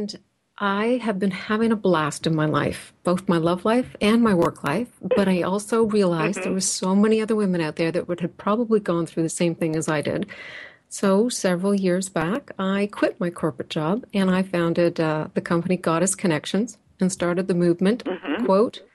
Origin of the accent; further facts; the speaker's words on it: Canada; we're Canadian